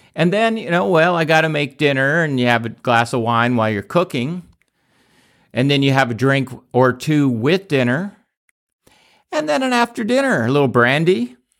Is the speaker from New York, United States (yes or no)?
yes; New York, United States; I was born in New York